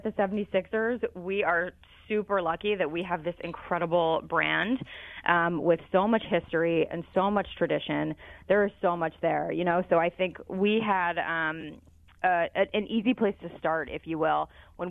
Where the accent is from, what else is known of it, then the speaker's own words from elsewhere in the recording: Philadelphia, Pennsylvania, United States; And I'm from Philadelphia. I grew up here, so it was an easy call for them to make and an easy yes for me to take the job.